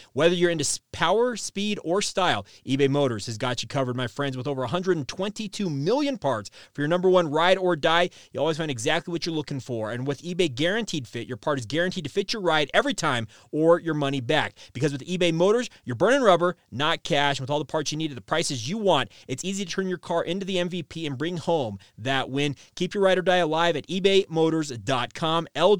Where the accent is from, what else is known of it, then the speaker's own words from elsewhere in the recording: Orem, Utah, United States; so you and I are both from Utah County. I grew up in Orem.